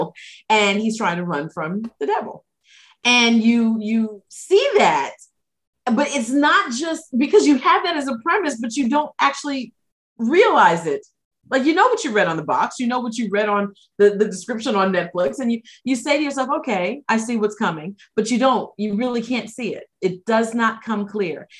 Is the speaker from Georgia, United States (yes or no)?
no; New York, United States; moved away; I'm from New York originally.